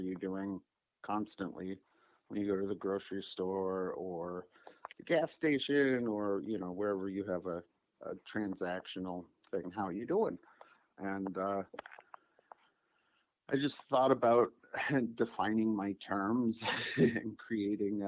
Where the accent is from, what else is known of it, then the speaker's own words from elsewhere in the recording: Holland, Michigan, United States; moved away as an adult; also born or lived in Lewiston, Idaho; now in Portland, United States; I grew up in a combination of places: Holland, Michigan, Lewiston, Idaho